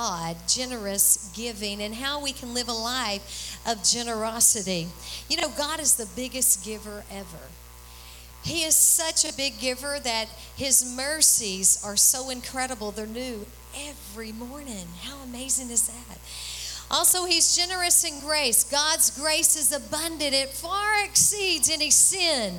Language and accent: English; Texas, United States; we're from Texas